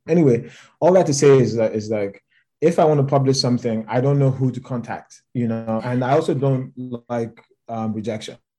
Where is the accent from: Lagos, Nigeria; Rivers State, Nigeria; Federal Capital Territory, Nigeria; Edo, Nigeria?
Lagos, Nigeria; moved away; I grew up in Lagos.